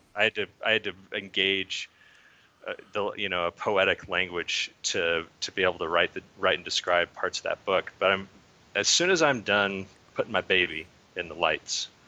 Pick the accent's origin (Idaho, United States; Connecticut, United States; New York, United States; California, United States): Idaho, United States; I'm from Idaho